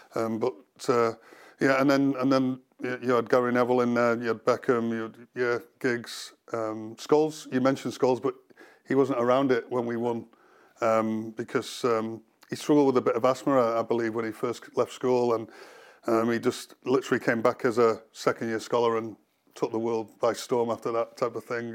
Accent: Cheshire, North West England, United Kingdom; growing up in the Cheshire area

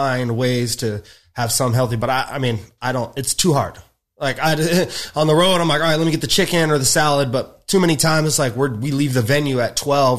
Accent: Rancho Cucamonga, California, United States; now in Los Angeles, United States; I'm from Rancho Cucamonga.

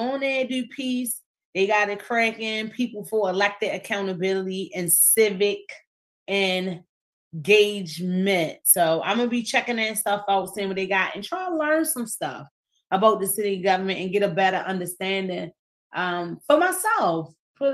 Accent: Baltimore, Maryland, United States; I'm from East Baltimore

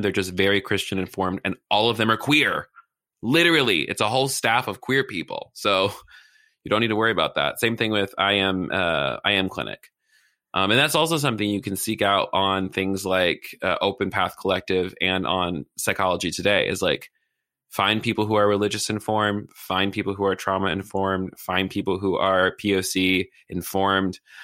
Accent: the South, United States; I'm from the South

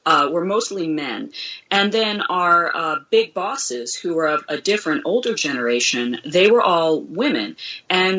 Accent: United States; as an American

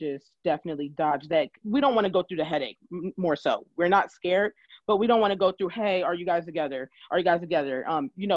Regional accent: California, United States; now in Philadelphia, United States; I am from California

